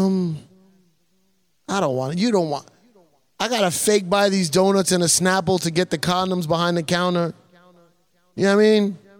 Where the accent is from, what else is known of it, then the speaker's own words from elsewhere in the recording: United States; No, I'm not. I'm not from Spain. Nobody in front of my family's from Spain.